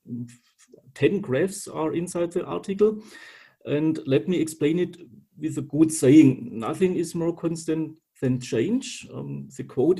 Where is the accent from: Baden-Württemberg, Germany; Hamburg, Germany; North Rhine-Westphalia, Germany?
Baden-Württemberg, Germany; Calw; I was born in Calw, which is located near the Black Forest.